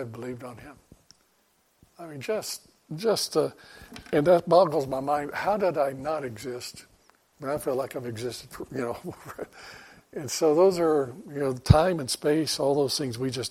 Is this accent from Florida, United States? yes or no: yes; Florida, United States; moved away; we're living down in Florida, growing up in Florida